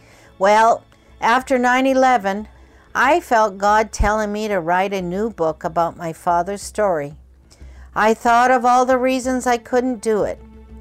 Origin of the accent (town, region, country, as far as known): Kobe, Hyogo, Japan; born or raised there